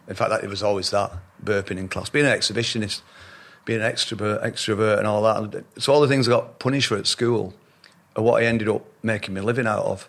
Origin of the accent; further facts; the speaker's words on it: Shaw, North West England, United Kingdom; also born or lived in Middleton / Royton; I grew up in a little town called Shaw, just outside Oldham